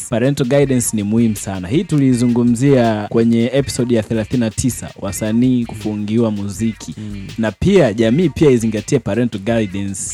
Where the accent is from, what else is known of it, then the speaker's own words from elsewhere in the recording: Mabibo, Dar es Salaam, Tanzania; natoka Mabibo.